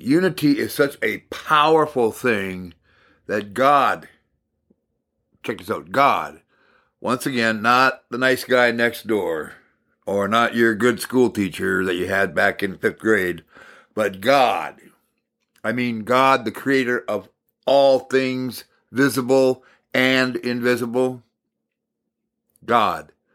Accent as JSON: {"language": "English", "town": "Hibbing", "region": "Minnesota", "country": "United States", "tie": "born or raised there", "said": "I was raised in Maple Hill, just outside of Hibbing, Minnesota, and we had a forty-acre farm"}